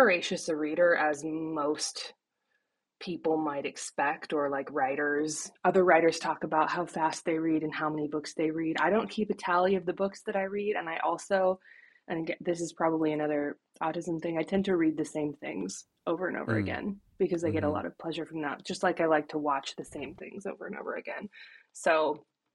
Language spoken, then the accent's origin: English; Issaquah, Washington, United States; moved away as an adult; now in East Coast, United States; I grew up in Issaquah, Washington, and now I'm on the East Coast